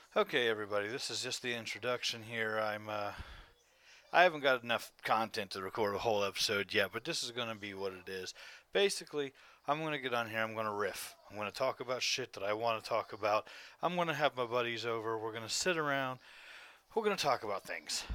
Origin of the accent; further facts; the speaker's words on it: Ohio, United States; also born or lived in West Virginia; I'm from fucking Ohio. I was born in West Virginia.